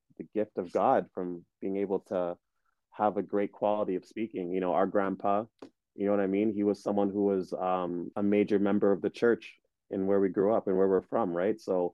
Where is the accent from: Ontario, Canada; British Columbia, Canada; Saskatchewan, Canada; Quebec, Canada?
Ontario, Canada; Ottawa; also born or lived in Kenya / Uganda; We moved here to Canada in 1990 when I was five. And we've been here ever since. And, you know, outside of that, I was able to grow up here